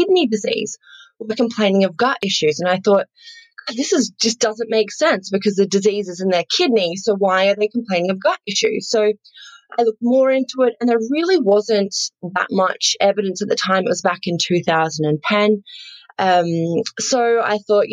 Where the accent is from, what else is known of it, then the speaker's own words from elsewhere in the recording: Australia; accent: bogan; I grew up on a farm, actually. So I'm sure some of the listeners have picked up. I am Australian. My slightly bogan accent there